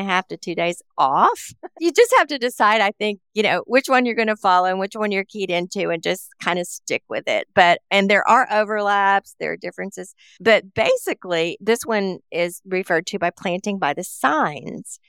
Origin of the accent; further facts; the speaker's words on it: Appalachia, United States; I grew up around in Appalachia